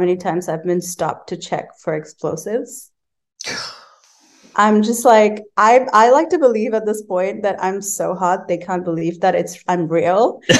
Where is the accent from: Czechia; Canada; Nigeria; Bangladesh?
Bangladesh; And I was like, I'm from Bangladesh. I've never been to Syria in my life.